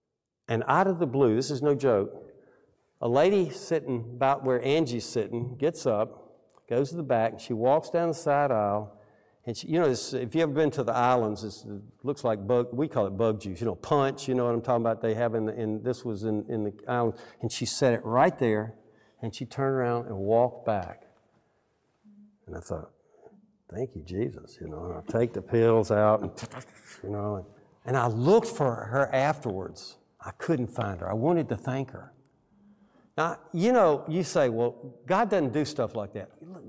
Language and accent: English; Alabama, United States; Where are you from? In so many words, well, I'm from Alabama.